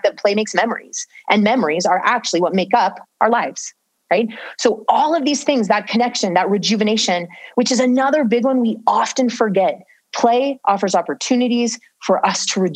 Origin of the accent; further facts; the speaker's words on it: Southern California, United States; I grew up in Southern California.